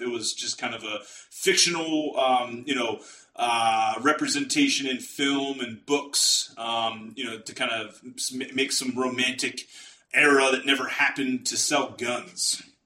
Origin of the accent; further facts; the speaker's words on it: United States; I say that as an American